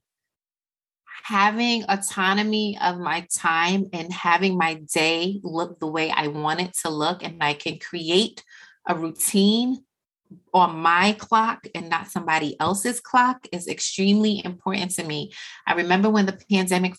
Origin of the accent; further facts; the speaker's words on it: Jamaica; I am Jamaican and there is a house in the hills of St. Anne's that I will always return to no matter what.